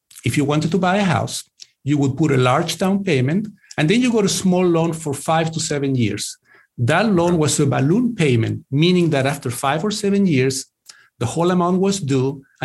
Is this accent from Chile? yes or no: yes; Chile; moved away as an adult; also born or lived in England; now in United States; I grew up in Chile. Then I lived in the UK in England for a few years. And then I moved to the US in the late 90s.